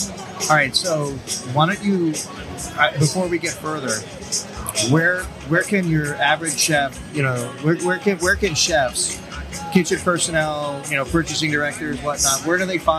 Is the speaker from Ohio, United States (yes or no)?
no; Florida, United States; I mean, we're from Florida.